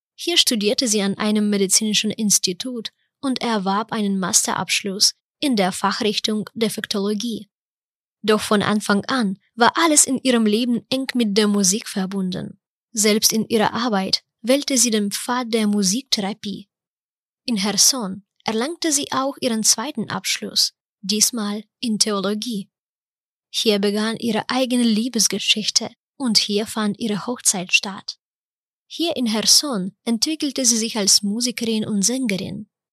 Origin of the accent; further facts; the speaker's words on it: Ukraine; moved away; Ich bin Ukrainerin